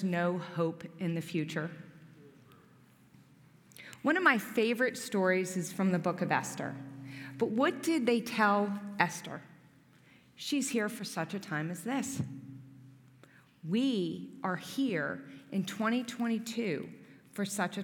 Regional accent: New Jersey, United States; also born or lived in Philadelphia, Pennsylvania; now in Gibsonia, United States; I'm actually from New Jersey. Some people notice when I say the word water, I don't mean to say it different

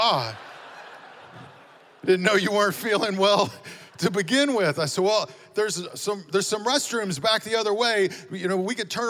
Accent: Amarillo, Texas, United States; moved away as an adult; also born or lived in Dallas area; now in Las Vegas, United States; Both my wife and I were born and raised in Amarillo, Texas

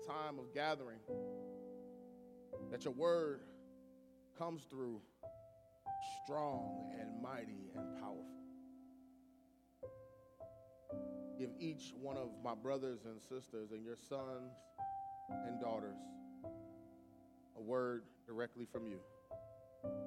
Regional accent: Cleveland, Ohio, United States; moved away; I'm originally from Cleveland

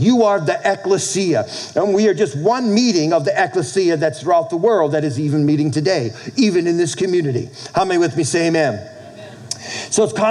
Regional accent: New England, United States; as a kid growing up in New England

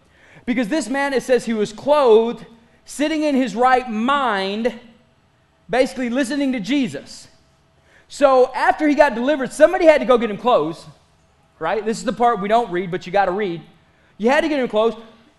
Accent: Pickton, Texas, United States; I am not. I am from Picton. Thank you very much. There are two different cities. Don't get it wrong.

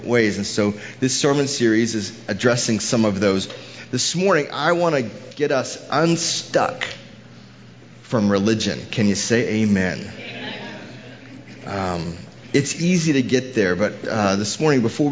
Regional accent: Houston, Texas, United States; moved away; I'm from Houston originally

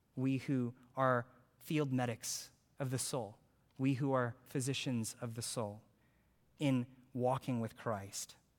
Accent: Houston, Texas, United States; I'm from Houston

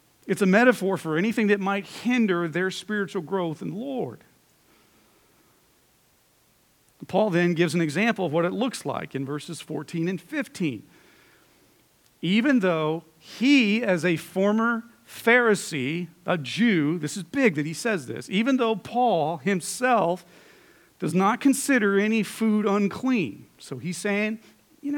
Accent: United States

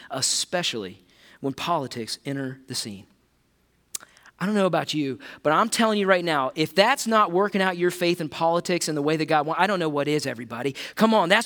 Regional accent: United States; as an American

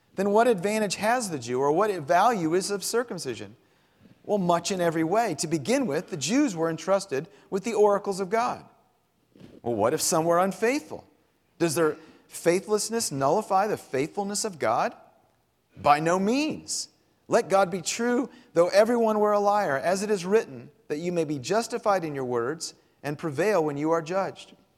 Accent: Clearwater, Florida, United States; moved away; growing up in Florida

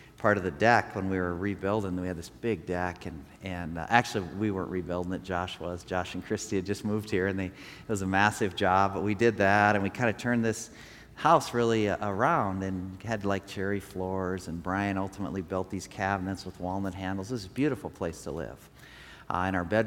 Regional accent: Rapid City, South Dakota, United States; I grew up here in Rapid City

